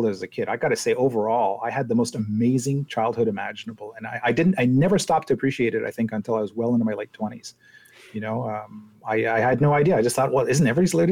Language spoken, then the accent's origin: English; Quebec, Canada; as an English kid growing up in Quebec, you know, in the 1970s